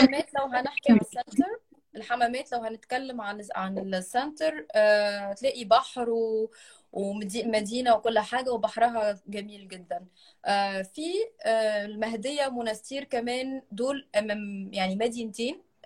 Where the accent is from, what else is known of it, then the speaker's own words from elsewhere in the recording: Tunisia; انا تونسيه